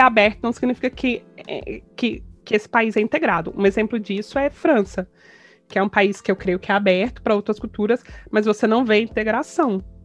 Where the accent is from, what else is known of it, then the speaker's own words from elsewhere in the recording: Goiânia, Goiás, Brazil; moved away as an adult; also born or lived in Campinas / São Paulo; nasci em Goiânia, fui criada e vivi em Goiânia até os meus 28 anos